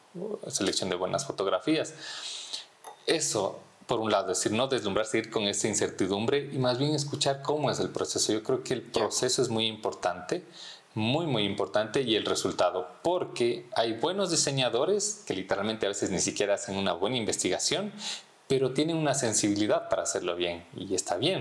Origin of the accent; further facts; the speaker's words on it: Ibarra, Imbabura, Ecuador; moved away as an adult; now in Quito, Ecuador; crecí en Ibarra